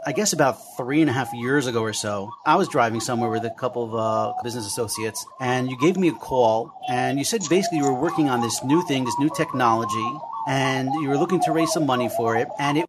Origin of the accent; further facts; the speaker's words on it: Passaic, New Jersey, United States; we're in New Jersey, just out of curiosity, because I'm from Passaic.